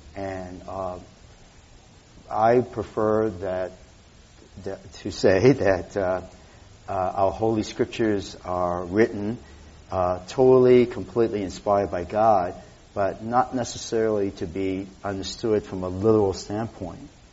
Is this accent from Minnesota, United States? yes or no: no; Boston, Massachusetts, United States; now in San Francisco, United States; growing up in Boston